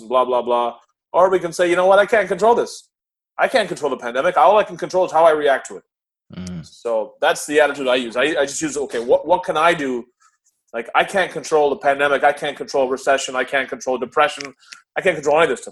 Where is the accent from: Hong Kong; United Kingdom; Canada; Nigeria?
Canada; also born or lived in Karachi, Pakistan / United States; I was came to Canada when I was 4 years old